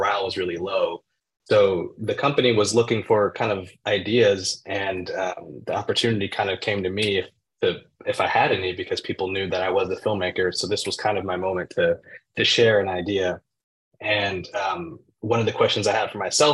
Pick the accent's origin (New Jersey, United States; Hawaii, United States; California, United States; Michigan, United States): California, United States; Oakland; growing up in Oakland, where I am now